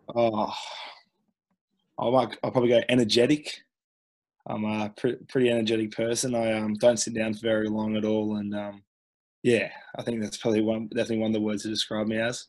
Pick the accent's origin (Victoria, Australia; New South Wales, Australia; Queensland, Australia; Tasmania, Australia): Queensland, Australia; growing up in Queensland